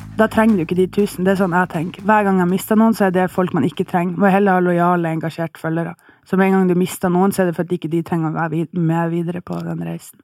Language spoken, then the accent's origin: Norwegian; Bodø, Nordland, Norway; now in Oslo, Norway; jeg bor i Oslo, eh, og opprinnelig fra Bodø